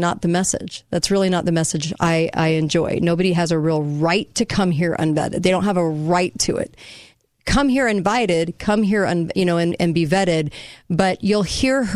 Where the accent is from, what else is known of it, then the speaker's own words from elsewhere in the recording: Southern California, United States; also born or lived in Southern Utah; now in Utah, United States; I grew up in California